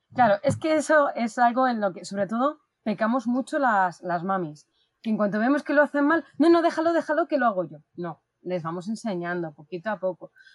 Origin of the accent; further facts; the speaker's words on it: Madrid, Community of Madrid, Spain; aquí con mucho calor en Madrid, porque soy de Madrid